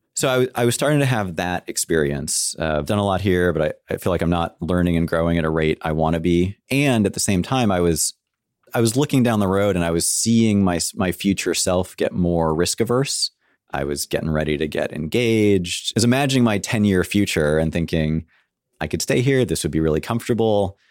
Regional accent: San Francisco, California, United States; I grew up in San Francisco in cool. the city, which makes me a rare breed, I'm told

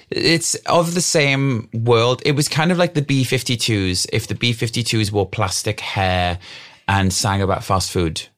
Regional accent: Wales, United Kingdom; we grew up in the middle of an old coal mining valley

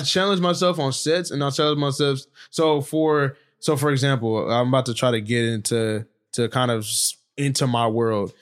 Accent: Stockton, California, United States; also born or lived in Hayward, California; I grew up on the north side of Stockton

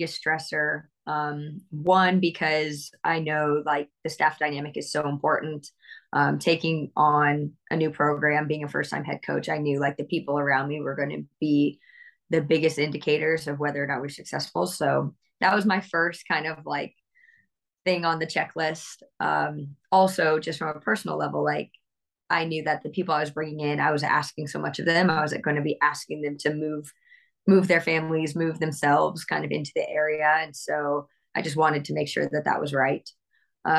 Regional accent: Bay Area, Northern California, United States; also born or lived in New Jersey; I was born in New Jersey, surprisingly enough. But I was definitely raised in Northern California.

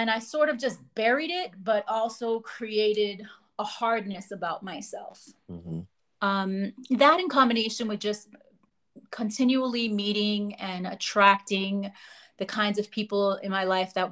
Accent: New York City, New York, United States; also born or lived in Lower East Side, New York City; I did grow up in the Bronx. And I was born on the Lower East Side

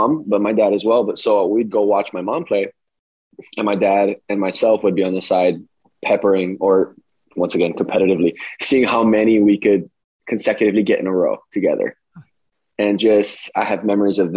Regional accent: Kailua, Hawaii, United States; moved away as an adult; I grew up in Kailua

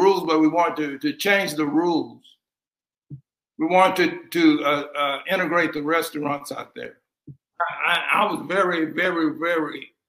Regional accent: Louisiana, United States; born there

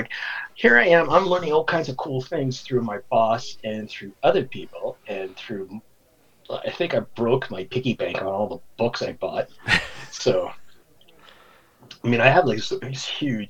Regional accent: Canada; also born or lived in Ottawa, Ontario; I'm a Canuck, so I'm a Canadian out here in Ottawa, Ontario

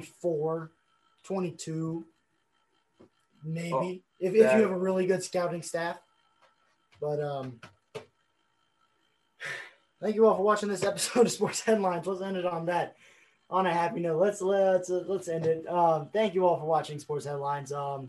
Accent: Boston, Massachusetts, United States; I'm from Boston. I went to Boston College.

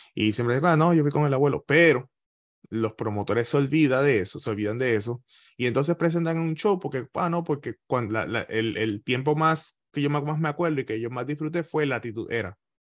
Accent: Ponce, Puerto Rico; moved away as an adult; now in Florida, United States; Ismael es de la misma urbanización que yo soy en, Ponce, en Los Caobos

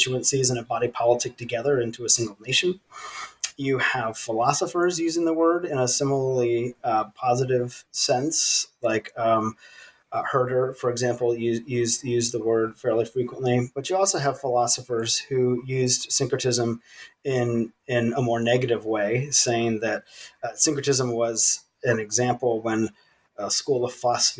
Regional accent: Virginia, United States; also born or lived in East Africa / South Sudan; I was born and raised in the United States in the state of Virginia

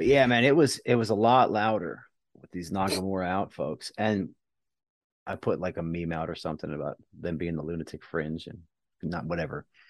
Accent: United States; now in Houston, United States; I'm from very close

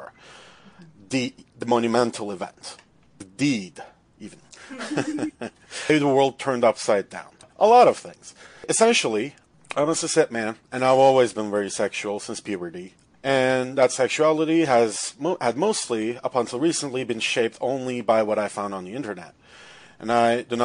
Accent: Turkey; moved away as an adult; now in Toronto, Canada; I'm from Turkey. I'm an international student

